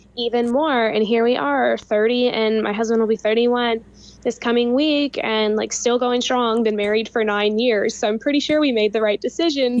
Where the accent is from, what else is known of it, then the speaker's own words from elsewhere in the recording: Louisville, Kentucky, United States; also born or lived in California; now in Lexington, United States; you live in Louisville, which is my hometown